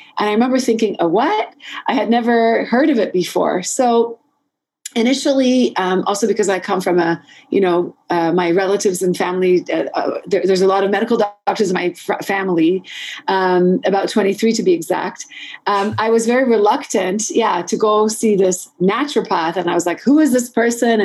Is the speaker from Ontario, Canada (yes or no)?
no; Montreal, Quebec, Canada; I grew up in Montreal, and I think it was sort of in between high school and university, we have something called Cégep